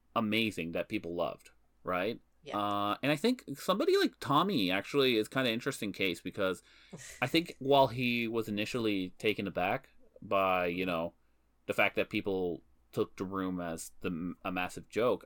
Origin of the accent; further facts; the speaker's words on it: Canada; We are Canadian citizens